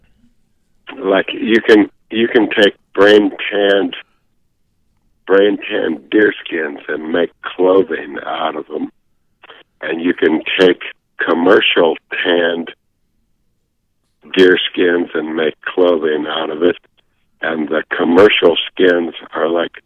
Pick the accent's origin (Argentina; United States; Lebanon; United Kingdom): United States; Midwest; now in Montana, United States; I grew up in the Midwest